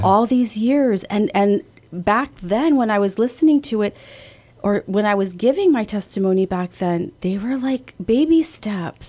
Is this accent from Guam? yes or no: yes; Guam; also born or lived in California; I was born in California, but raised here in Guam